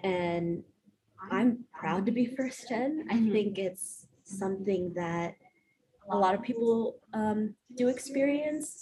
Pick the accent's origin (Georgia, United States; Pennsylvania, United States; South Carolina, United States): South Carolina, United States; born or raised there; also born or lived in Honduras